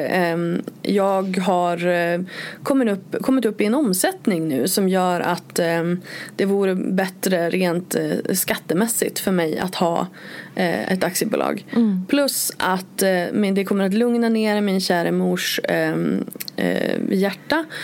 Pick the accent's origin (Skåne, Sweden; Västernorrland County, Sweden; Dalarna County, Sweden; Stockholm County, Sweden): Västernorrland County, Sweden; Örnsköldsvik; moved away as an adult; jag flyttade från Övik eh, och liksom till Borås eh, när, när jag var 21.